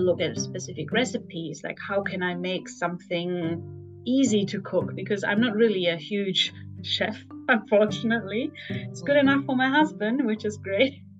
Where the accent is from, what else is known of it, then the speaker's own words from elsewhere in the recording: Germany; moved away as an adult; also born or lived in Frankfurt; now in Tokyo, Japan; so I'm from Germany originally. So I grew up in a very meat heavy country